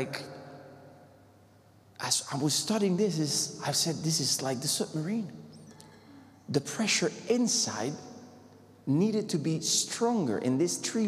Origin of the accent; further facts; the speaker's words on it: Puerto Rico; moved away; I come from the Puerto Rico, the Caribbean